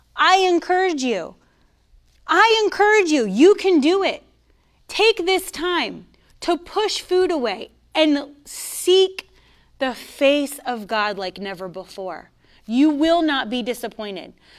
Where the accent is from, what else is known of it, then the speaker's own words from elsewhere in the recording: Coral Springs, Florida, United States; moved away as an adult; also born or lived in Virginia Beach; I'm from Coral Springs. I'm, I'm raised, born and raised in South Florida